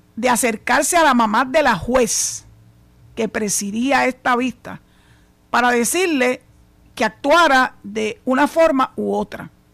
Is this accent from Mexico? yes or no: no; Puerto Rico